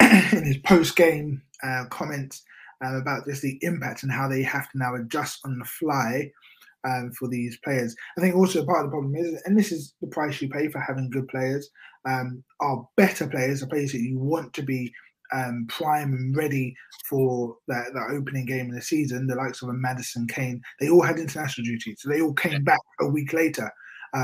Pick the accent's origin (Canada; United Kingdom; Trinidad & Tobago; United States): United Kingdom; now in London, United Kingdom; we are from Britain, even though it's actually raining right now in London, well, the part of London that I'm